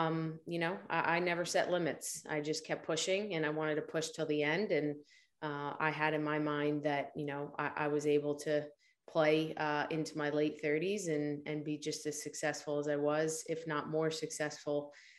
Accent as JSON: {"language": "English", "region": "New Jersey", "country": "United States", "said": "I'm from New Jersey, South Jersey, just outside of Philadelphia, with a bit of a Rocky mentality going on, the underdog story."}